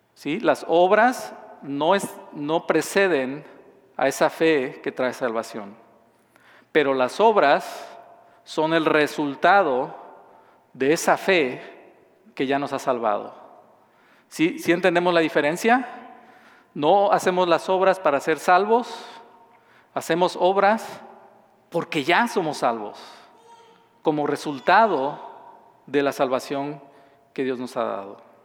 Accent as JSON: {"language": "Spanish", "region": "southern Mexico", "country": "Mexico", "tie": "born or raised there", "moved": "yes", "said": "yo nací y crecí en, en México, en un estado al sur del país"}